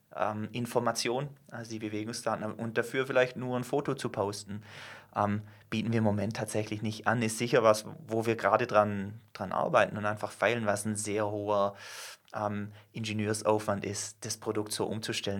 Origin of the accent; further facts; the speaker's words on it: Germany; wir als Deutsche, zähle ich mich selber dazu